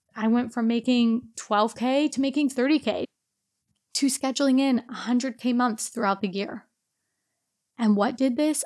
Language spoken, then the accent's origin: English; Portland, Oregon, United States; moved away as an adult; also born or lived in Romania / Singapore / Australia / Myanmar; originally, I'm actually from Portland, Oregon